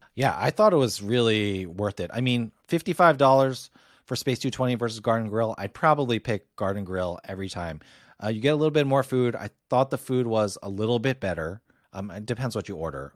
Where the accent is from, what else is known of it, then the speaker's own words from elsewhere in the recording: Northeast, United States; for me, a Yankee, not a Yankee fan, but a Yankee from the Northeast